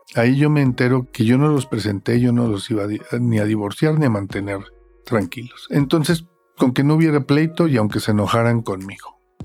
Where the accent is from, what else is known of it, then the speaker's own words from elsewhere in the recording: Monterrey, Nuevo León, Mexico; soy originado de Monterrey